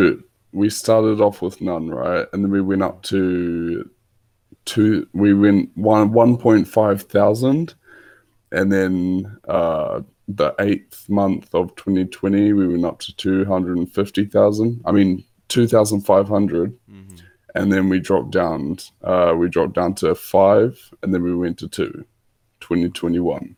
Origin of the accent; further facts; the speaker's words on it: New Zealand; I'm from New Zealand